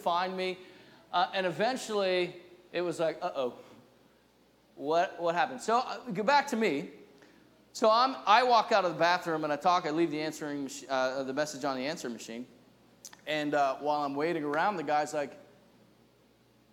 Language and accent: English; New Jersey, United States; now in New England, United States; I'm from New Jersey